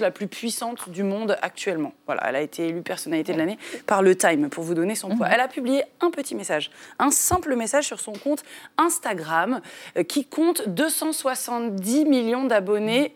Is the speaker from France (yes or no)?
yes; France; chez nous, en France